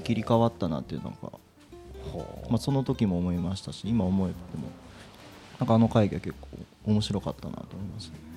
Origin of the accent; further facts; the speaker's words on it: Yabakei, Oita, Japan; 僕たち地元の人間